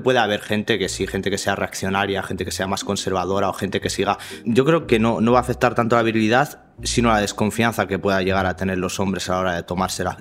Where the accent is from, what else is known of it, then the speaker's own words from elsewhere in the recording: Parla, Community of Madrid, Spain; soy de Parla